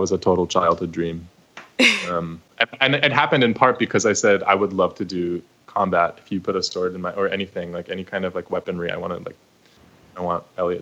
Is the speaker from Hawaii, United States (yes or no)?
no; New York, United States; I'm also from New York